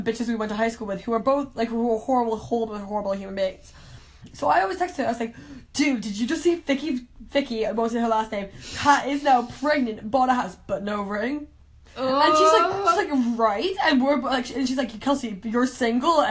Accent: Canada; I'm from Canada

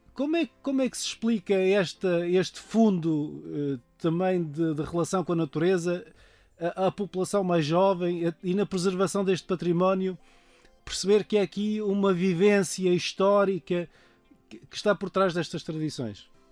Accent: São Roque do Faial, Madeira, Portugal; Eu sou de uma freguesia rural da Madeira

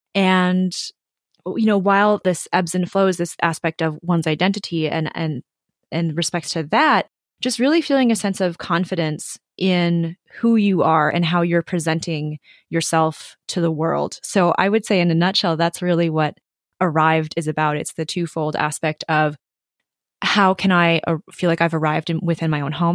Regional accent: Minnesota, United States; I grew up in Minnesota

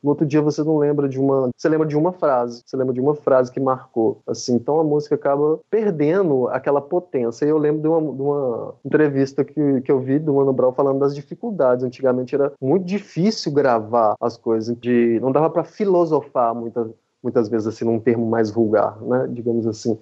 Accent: Southeast Brazil, Brazil; moved away as an adult; eu sou do Sudeste e agora estou no Nordeste aqui há, há cinco anos

